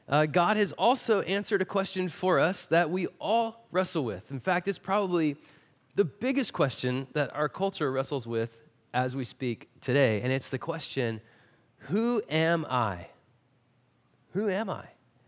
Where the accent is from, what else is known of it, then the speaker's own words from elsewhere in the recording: Marshall, Texas, United States; not only are we from Marshall, we're also from East Texas.